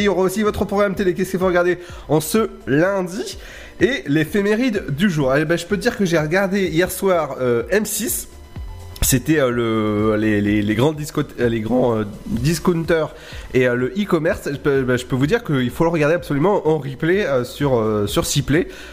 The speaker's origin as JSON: {"language": "French", "region": "Brittany", "country": "France", "said": "je suis breton"}